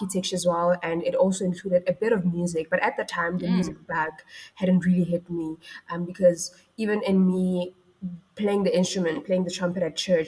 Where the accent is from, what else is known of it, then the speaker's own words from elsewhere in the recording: Mabopane, Gauteng, South Africa; also born or lived in Ga-Rankuwa; Well, I grew up in Mabopane, right? And before growing up in Mabopane, I was born in Garankuwa. So if you know that area of Pretoria